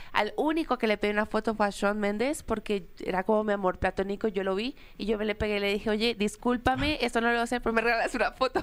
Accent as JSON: {"language": "Spanish", "country": "Colombia", "said": "soy la única colombiana en esa categoría"}